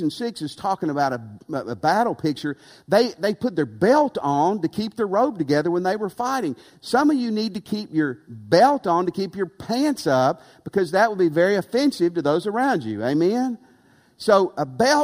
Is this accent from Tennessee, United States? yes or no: yes; Tennessee, United States; moved away; also born or lived in West Texas / Louisiana; I grew up in Tennessee